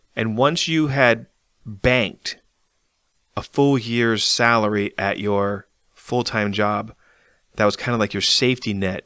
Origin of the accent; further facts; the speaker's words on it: Arlington, Virginia, United States; moved away; I'm from Arlington